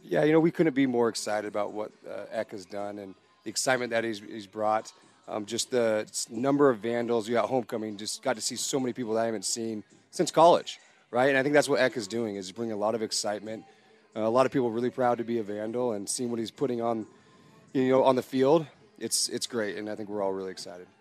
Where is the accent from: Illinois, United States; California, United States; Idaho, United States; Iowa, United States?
Idaho, United States; Boise; moved away as an adult; now in Salt Lake City, United States; born and raised in Boise